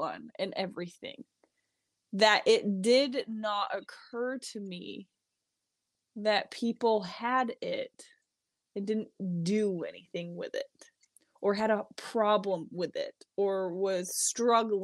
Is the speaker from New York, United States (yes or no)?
yes; New York, United States; moved away as an adult; now in Utah, United States; It's the New York in me.